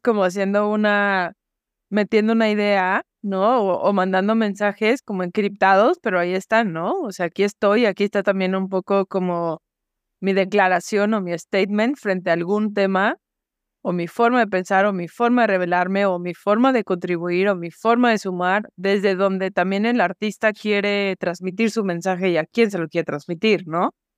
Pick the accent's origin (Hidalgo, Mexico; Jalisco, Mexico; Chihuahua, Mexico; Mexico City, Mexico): Jalisco, Mexico; Guadalajara; soy de Guadalajara. Tenía yo creo que no más de 10 años